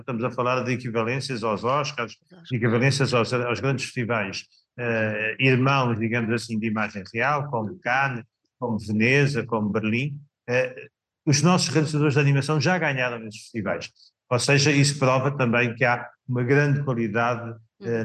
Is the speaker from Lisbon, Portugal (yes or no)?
no; Samora Correia, Santarém District, Portugal; na minha terra natal, Samora Correia